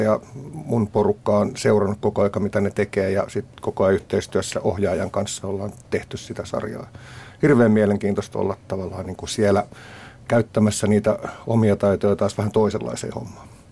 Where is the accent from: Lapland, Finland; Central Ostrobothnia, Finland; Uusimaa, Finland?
Uusimaa, Finland; Vantaa; se mun juuret on Tikkurilassa, mikä on tavallaan kylä. Ja tota, meillä oli pajupeltoja ja siellä me tehtiin majoja.